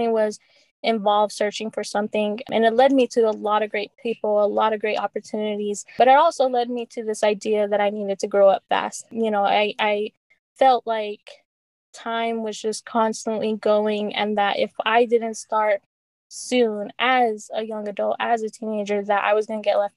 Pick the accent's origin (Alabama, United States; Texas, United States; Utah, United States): Utah, United States; Salt Lake City; I grew up in Rose Park. I attended Metal Arc Elementary in Northwest, and then graduated from West High in 2016.